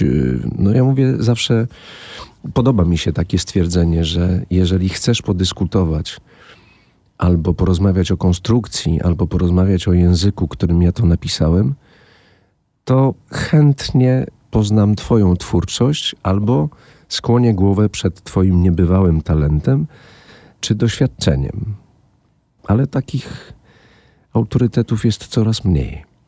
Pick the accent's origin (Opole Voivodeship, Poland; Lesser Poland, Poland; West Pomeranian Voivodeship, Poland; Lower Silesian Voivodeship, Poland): Lower Silesian Voivodeship, Poland; Wałbrzych; also born or lived in Wrocław; z Wałbrzycha